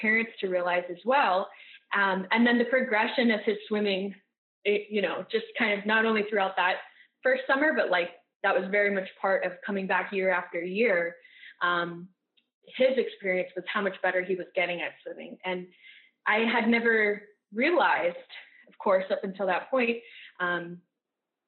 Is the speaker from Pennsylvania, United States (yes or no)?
no; rural Massachusetts, United States; when I was a kid growing up in Massachusetts, I'm from a really rural